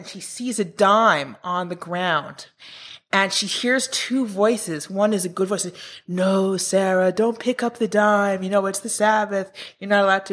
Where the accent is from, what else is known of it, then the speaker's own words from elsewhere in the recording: Israel; also born or lived in New York, United States; I grew up in Israel, but I went to the States, to New York University, for my PhD